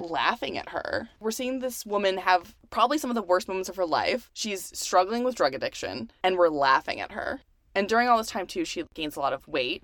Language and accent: English; Houston, Texas, United States; now in California, United States; I'm also from Houston.